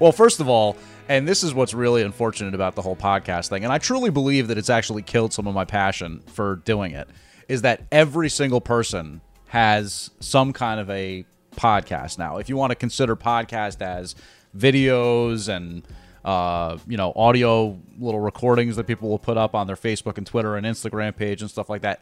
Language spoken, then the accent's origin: English; Glen Ridge, New Jersey, United States; Glen Ridge, which is my hometown